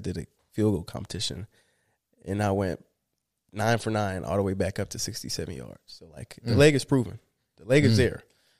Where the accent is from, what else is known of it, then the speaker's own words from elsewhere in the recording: Florida, United States; I always have my eyes on the Dolphins because I love Florida. I'm from Florida.